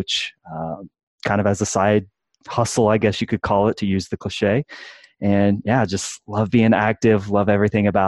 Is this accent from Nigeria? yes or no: no; Midwest, United States; now in Colorado, United States; Born and raised in the Midwest here in the United States, now currently living in beautiful Colorado